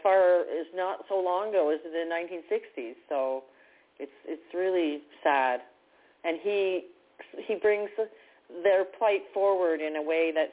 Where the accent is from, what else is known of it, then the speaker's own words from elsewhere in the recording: Canada; I'm from Canada